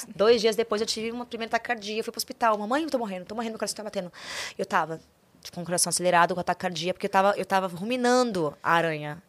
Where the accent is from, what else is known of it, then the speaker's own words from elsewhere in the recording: Goiânia, Goiás, Brazil; nasci em Goiânia